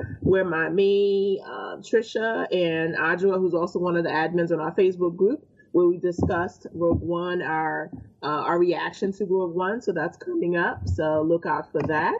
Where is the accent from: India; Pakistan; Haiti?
Haiti; now in United States; I'm not originally from this, you know, from America, you know, I came from Haiti.